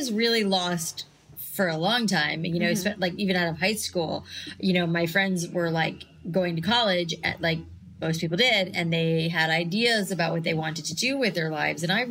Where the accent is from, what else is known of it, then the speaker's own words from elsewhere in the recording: Boca Raton, Florida, United States; moved away as an adult; also born or lived in New York City; I grew up in South Florida in Boca Raton